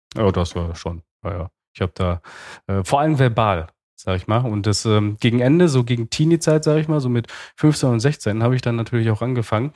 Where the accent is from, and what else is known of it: Altena, North Rhine-Westphalia, Germany; born or raised there; also born or lived in Romania